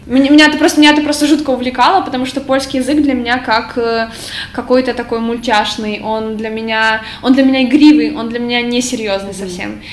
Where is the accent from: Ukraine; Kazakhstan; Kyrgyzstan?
Ukraine; moved away as an adult; now in Poland; я с Украины